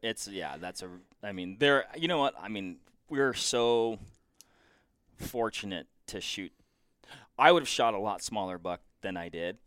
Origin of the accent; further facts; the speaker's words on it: Washington, United States; moved away; I'm originally from Washington